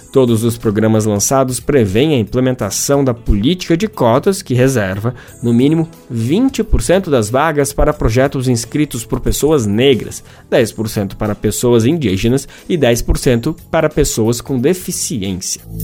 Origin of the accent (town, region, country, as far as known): Brazil